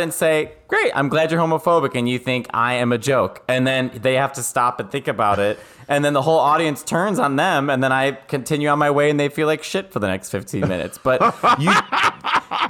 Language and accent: English; Chicago, Illinois, United States; moved away as an adult; now in New York City, United States; I'm from Chicago